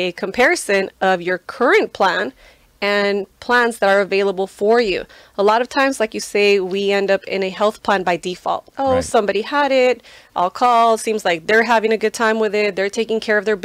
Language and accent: English; Guadalajara, Jalisco, Mexico; moved away; also born or lived in Santa Ana, California; I am a proud Mexican from the city of Guadalajara, state of Jalisco